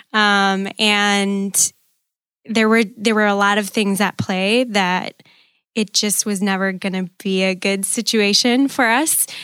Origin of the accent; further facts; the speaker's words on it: Green Bay, Wisconsin, United States; I was born and raised in Green Bay